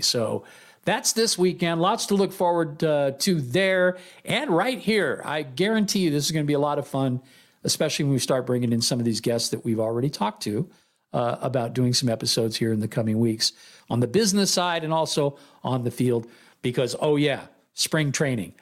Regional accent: Oakland, California, United States; moved away as an adult; also born or lived in San Leandro, California; now in Las Vegas, United States; I'm from the East Bay. I'm from Oakland originally, all the way through junior high, then moved to San Leandro and uh, uh, did high school there in SL at Pacific High School

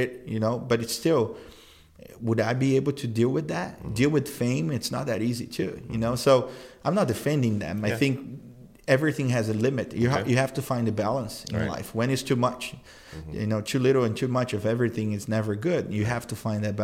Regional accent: Brazil; now in United States; I grew up in Brazil

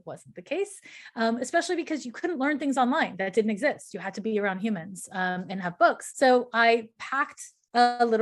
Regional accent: Montreal, Quebec, Canada; I'm from Montreal, Quebec, Canada

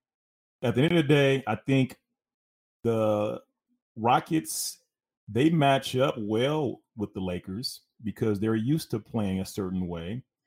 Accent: Glenwood, California, United States; As much as, again, I'm from L.A., man. I'm born and raised in Glenwood, California.

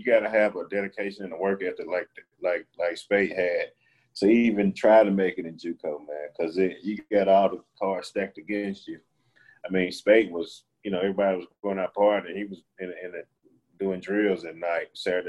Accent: LaGrange, Georgia, United States; moved away; They went down to my hometown and got a defensive lineman from Troop High School from LaGrange, Georgia.

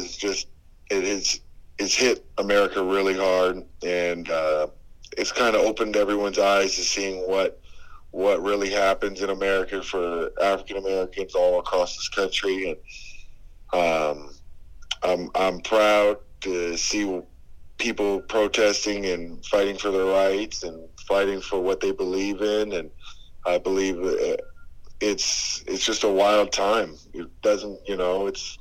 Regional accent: Vancouver, British Columbia, Canada; now in United States; I grew up in Vancouver

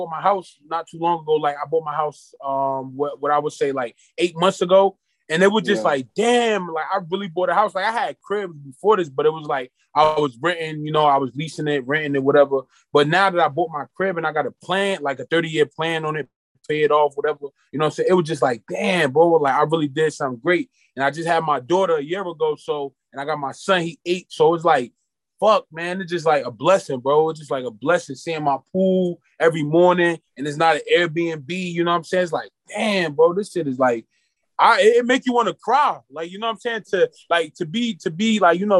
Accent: Irvington, New Jersey, United States; I grew up in an urban community. I grew up in Irvington, New Jersey.

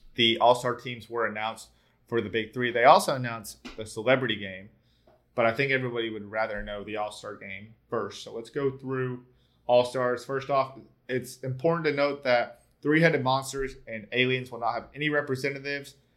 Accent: Tennessee, Georgia, the South, United States; I'm also from the South too. I'm not I'm not from from Bama, but you know I'm from Tennessee, Georgia

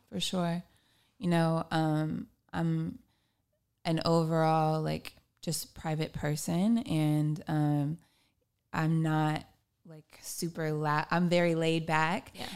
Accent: Long Beach, California, United States; I am a musician from Long Beach, California

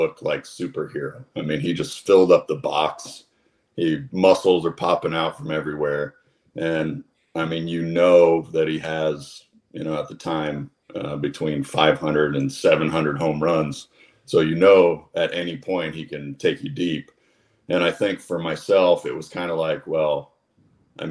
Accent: Kersey, Pennsylvania, United States; also born or lived in St. Marys, Pennsylvania; I was born in St. Mary's and went to St. Mary's High School, but I was actually from a smaller town right next to it called Kersey. And Kersey, when I was growing up, had about 800 people

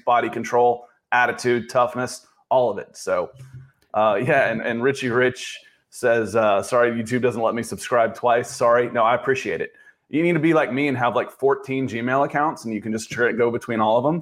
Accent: the South, United States; moved away; also born or lived in Manhattan, New York; I'm from the South

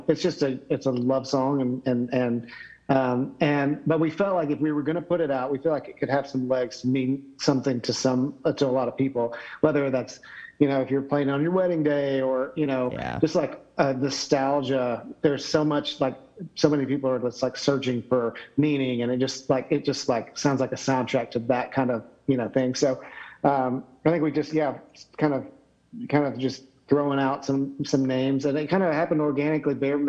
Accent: Knoxville, Tennessee, United States; I'm from Knoxville, so Dollywood's like 20 minutes from my house

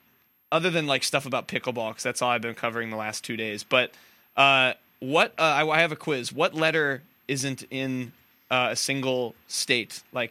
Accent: New Jersey, United States; I'm from Joy-Z.

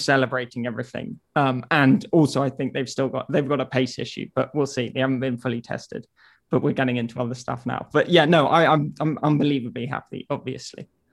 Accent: England, United Kingdom; as an Englishman

